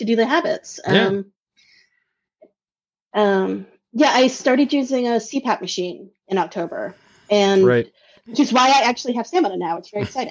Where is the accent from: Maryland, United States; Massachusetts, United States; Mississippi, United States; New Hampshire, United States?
Massachusetts, United States; Boston; moved away as an adult; also born or lived in Minnesota / Maine; I grew up in the Boston area, lived in Minnesota for 12 years and Maine for 4 years